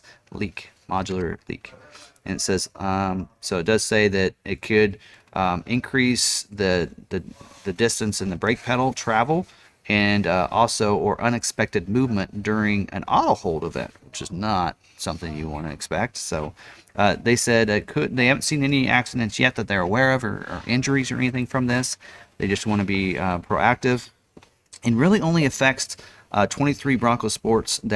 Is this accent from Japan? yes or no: no; Lawrence, Kansas, United States; I'm born and raised in Lawrence